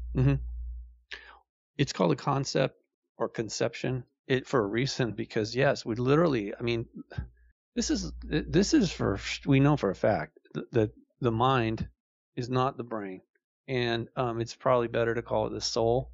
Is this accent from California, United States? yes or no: yes; Malibu, California, United States; I grew up in Malibu